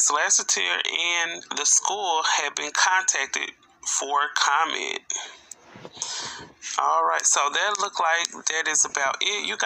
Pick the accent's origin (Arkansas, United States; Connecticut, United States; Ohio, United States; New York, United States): Arkansas, United States; this story is coming from out of my home state, Arkansas.